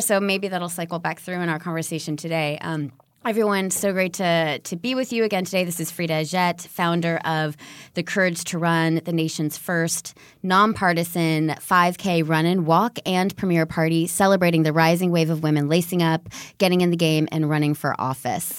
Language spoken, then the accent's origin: English; California, United States; also born or lived in London; my home state of California